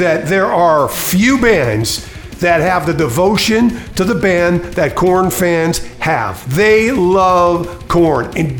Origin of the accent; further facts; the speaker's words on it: Connecticut, United States; now in California, United States; I'm from Connecticut, relocated to California